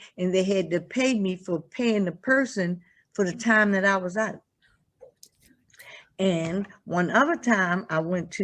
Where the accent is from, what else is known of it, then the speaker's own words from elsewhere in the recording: Baltimore, Maryland, United States; I'm from Baltimore.